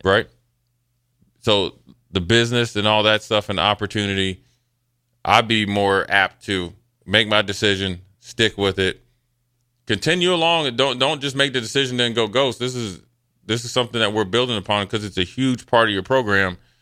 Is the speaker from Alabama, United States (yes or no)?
no; Nebraska, United States; I was from Nebraska